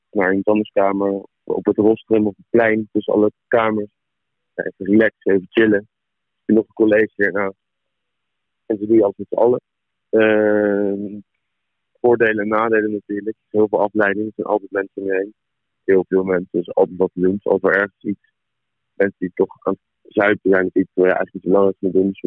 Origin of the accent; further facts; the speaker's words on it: Amersfoort, Utrecht, Netherlands; ik kom van Amersfoort.